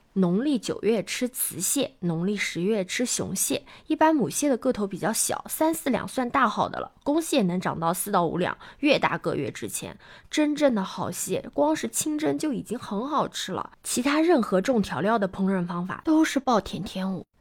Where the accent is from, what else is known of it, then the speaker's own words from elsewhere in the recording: Yancheng, Jiangsu, China; 我的老家盐城